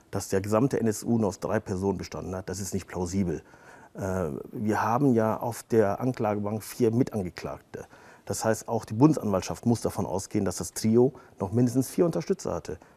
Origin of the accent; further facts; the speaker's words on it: Turkey; weil ich genau wusste, dass wenn ich als Türke über Rassismus spreche, dass mir das schaden wird